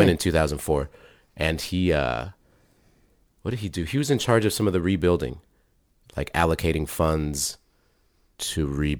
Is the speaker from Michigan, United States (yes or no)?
no; Washington, United States; also born or lived in Texas / Germany; I was born in Texas, but grew up in Washington in Germany.